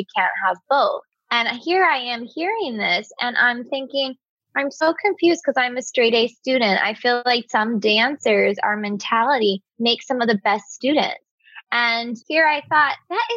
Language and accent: English; Bakersfield, California, United States; I'm from Bakersfield, California